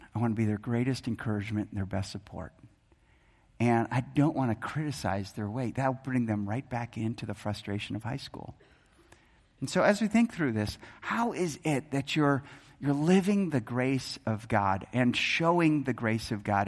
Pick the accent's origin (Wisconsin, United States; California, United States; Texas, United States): Wisconsin, United States; moved away; I grew up in Wisconsin